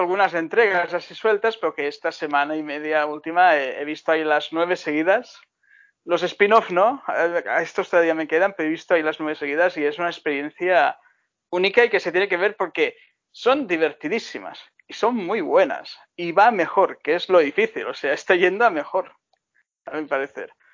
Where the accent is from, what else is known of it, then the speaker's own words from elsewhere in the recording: Baix Llobregat, Catalonia, Spain; volver a mi infancia en el Baix Bregat